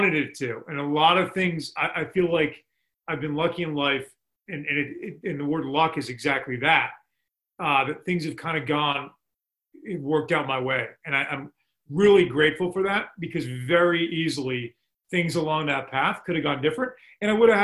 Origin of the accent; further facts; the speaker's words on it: Boston, Massachusetts, United States; now in Amherst, United States; It's where I grew up in Boston.